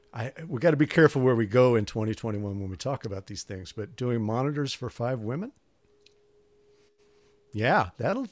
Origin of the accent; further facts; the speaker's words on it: St. Louis, Missouri, United States; also born or lived in Kansas City; Well, I was born in Kansas City, and then moved to St. Louis when I was about, I don't know, 7, 8 years